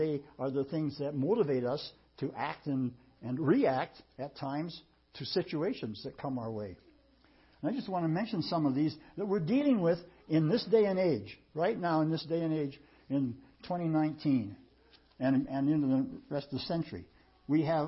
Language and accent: English; United States; we as American people